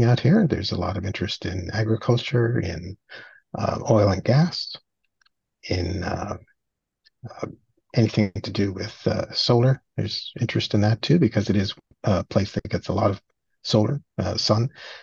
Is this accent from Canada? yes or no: yes; St. John's, Newfoundland and Labrador, Canada; also born or lived in England / Charlottetown, Prince Edward Island; now in Edmonton, Canada; I was born in St. John's, Newfoundland and Labrador